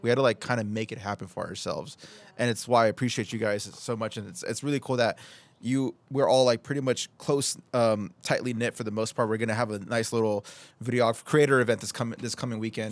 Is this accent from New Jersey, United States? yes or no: no; Oceanside, California, United States; I've been born and raised in Oceanside, and I just, I love where I live.